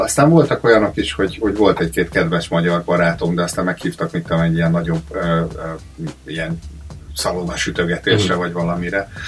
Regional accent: Hungary; moved away as an adult; also born or lived in Cleveland, United States; now in Australia; egy másik kontinensen vagyunk, és mi mind magyarok vagyunk

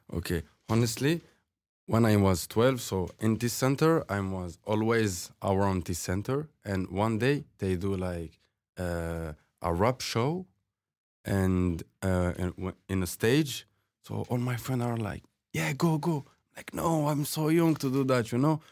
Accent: Fribourg, Switzerland; English is a second language; moved away as an adult; also born or lived in Algeria; now in Toronto, Canada; I grew up in Switzerland.

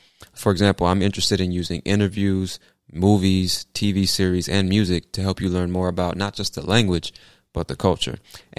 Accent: California, United States; also born or lived in Virginia Beach; I was born in Virginia Beach, Virginia, which is technically on the East Coast, but it's considered the South for some strange reason. But I moved to California when I was 3 years old, and I spent the first half of my life in many different cities in California

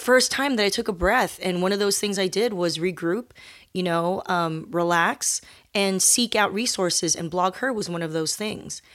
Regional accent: Torrance, California, United States; the South Bay of Los Angeles, which is where I grew up

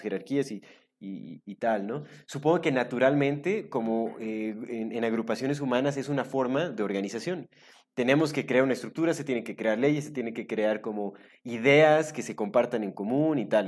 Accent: Mexico; also born or lived in Canada; yo soy mexicano y me llevo, digo, yo estuve viviendo un tiempo en Canadá, cinco años

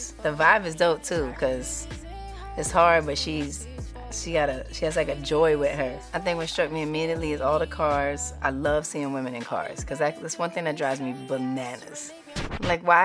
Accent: New York City, New York, United States; growing up in Harlem, growing up in Hell's Kitchen

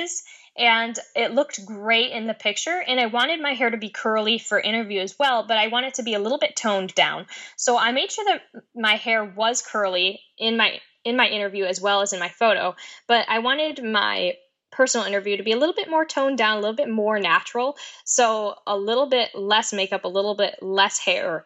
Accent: Oneida Lake, New York, United States; growing up on Oneida Lake in New York

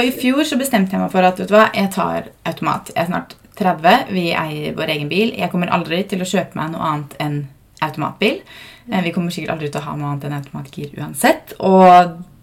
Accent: Fredrikstad, Østfold, Norway; moved away; jeg er jo fra Fredrikstad

